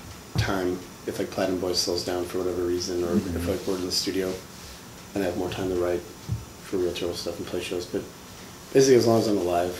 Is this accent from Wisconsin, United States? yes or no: yes; Appleton, Wisconsin, United States; moved away as an adult; now in Milwaukee, United States; I grew up in Appleton, Wisconsin.